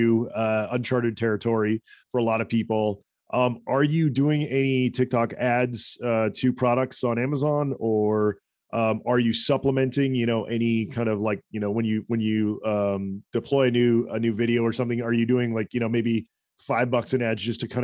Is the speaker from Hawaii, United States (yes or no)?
yes; Hawaii, United States; I grew up in Hawaii